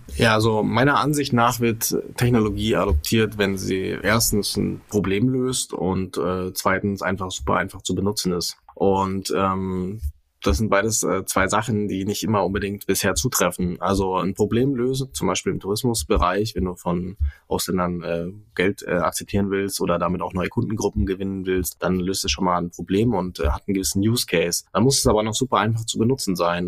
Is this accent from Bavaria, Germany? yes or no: yes; Bavaria, Germany; hier bei uns in Bayern auf dem Land